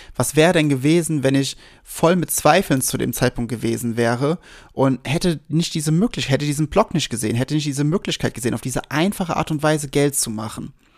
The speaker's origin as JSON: {"language": "German", "area": "Westerwald", "region": "Rhineland-Palatinate", "country": "Germany", "tie": "born or raised there", "also_born_or_lived": "Wiesbaden", "said": "Ich war so sieben, acht, 8 ungefähr, 7, 8. Und wir sind gerade frisch von Wiesbaden in den Westerwald gezogen"}